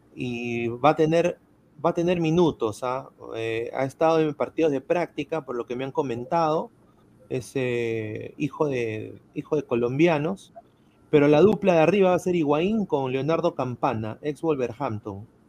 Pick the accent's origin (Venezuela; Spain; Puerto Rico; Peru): Peru; siendo peruano